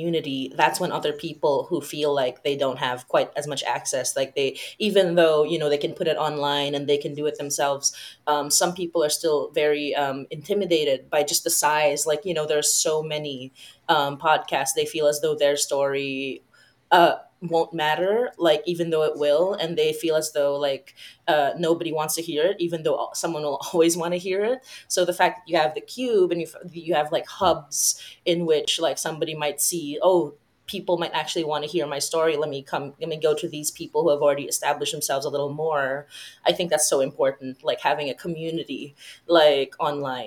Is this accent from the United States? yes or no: no; Philippines; I come from the Philippines, which is a Catholic, which is a majority Catholic country.